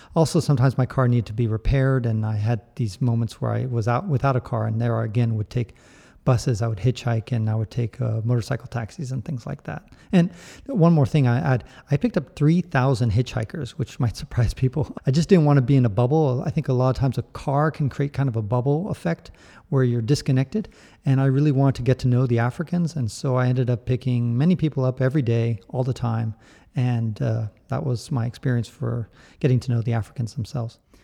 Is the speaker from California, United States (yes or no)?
yes; San Francisco, California, United States; I was born in the United States